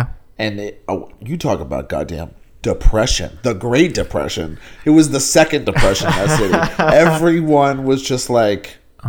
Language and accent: English; the South, United States; and it was weird going through that, like having growing up in the South and understanding that mentality and that culture.